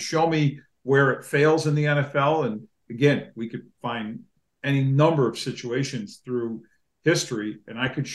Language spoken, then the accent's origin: English; Buffalo area, New York, United States; I'm not from Buffalo, but spent most of my life in the Buffalo area.